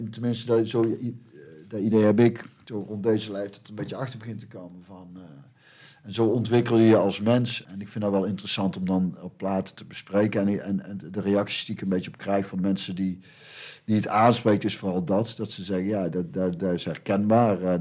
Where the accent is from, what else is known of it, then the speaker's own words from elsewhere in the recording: North Brabant, Netherlands; ik kom uit Brabant en dat is een katholieke provincie.